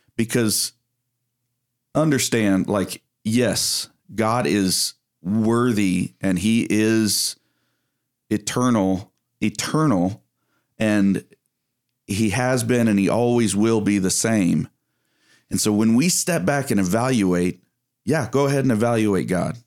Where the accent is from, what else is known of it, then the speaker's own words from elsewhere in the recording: East Texas, United States; I come from East Texas